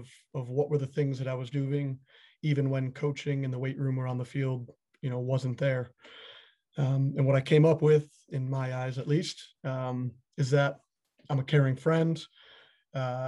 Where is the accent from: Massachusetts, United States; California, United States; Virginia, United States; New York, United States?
New York, United States; Buffalo; Buffalo, my hometown